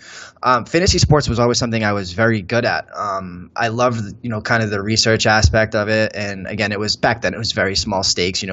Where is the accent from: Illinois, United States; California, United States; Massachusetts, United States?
Massachusetts, United States; Gloucester; moved away as an adult; also born or lived in Boston, Massachusetts; now in Las Vegas, United States; that's where I grew up.